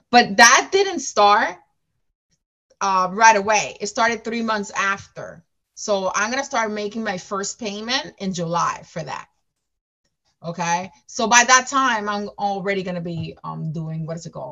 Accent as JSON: {"language": "English", "town": "New York City", "region": "New York", "country": "United States", "said": "Everyone in my um, team is local, everyone, but me. I'm from New York City, but everyone else is from that area."}